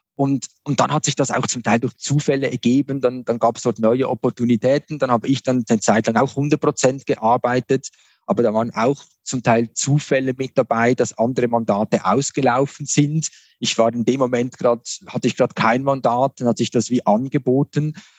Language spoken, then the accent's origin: German; Switzerland; Ich bin hier in der Region Basel aufgewachsen